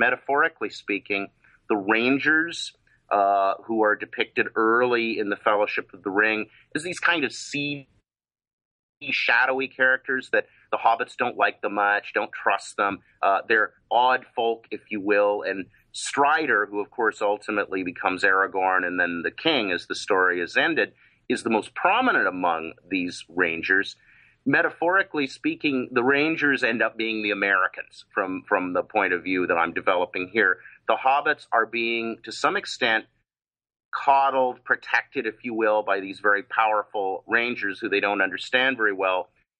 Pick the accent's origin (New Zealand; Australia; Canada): Canada; now in Los Angeles, United States; And parenthetically, I am Canadian and have a sustained interest in that, even though I'm now an expat.